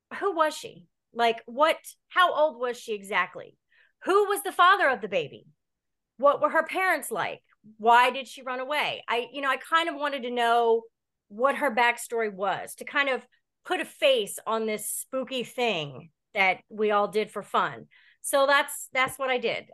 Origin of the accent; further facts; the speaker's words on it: Delaware, United States; also born or lived in Laurel, Delaware / Seaford, Delaware / Baltimore, Maryland; I grew up here in Delaware. Um, I was born in Laurel, then moved to Seaford, Delaware when I was in my teens